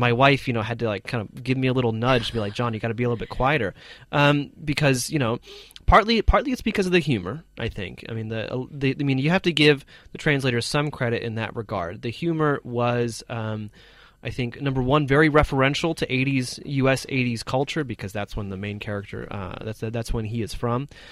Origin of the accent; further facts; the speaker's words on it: United States; an American